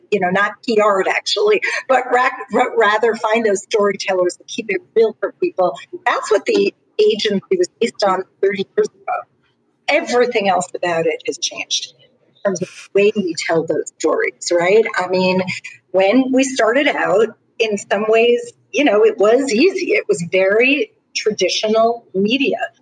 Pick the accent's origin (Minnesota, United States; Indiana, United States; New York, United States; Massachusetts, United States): New York, United States; Long Island; I am from Long Island, New York